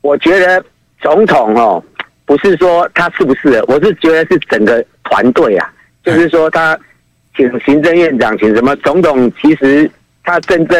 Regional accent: Kinmen County, Taiwan; now in Taipei, Taiwan

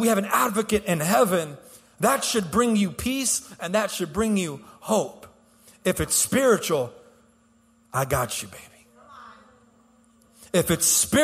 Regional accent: Houston, Texas, United States; I'm born and raised in Houston

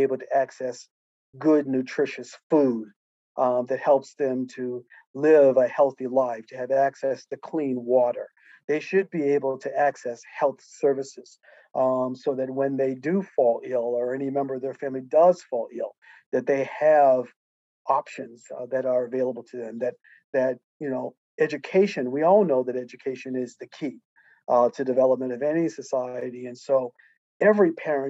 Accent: United States; I am an American, and I'm certainly proud of the fact that I am an American

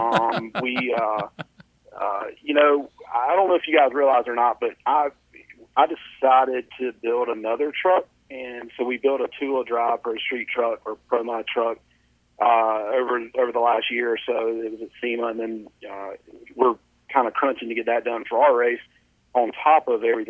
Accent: North Carolina, United States; I'm from North Carolina

